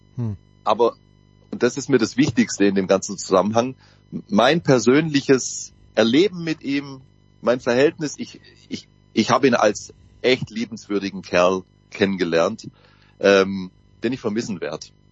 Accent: Southern Germany, Germany; kommen wir aus Süddeutschland

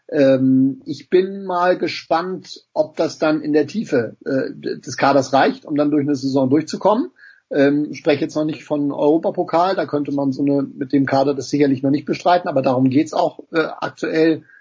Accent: Hamburg, Germany; sage ich auch ganz bewusst als, als äh, Hamburger

